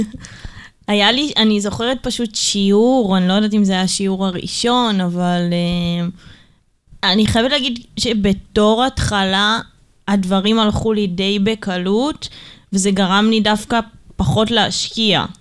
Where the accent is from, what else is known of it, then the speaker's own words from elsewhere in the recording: Ramat Gan, Tel Aviv District, Israel; גדלנו ברמת גן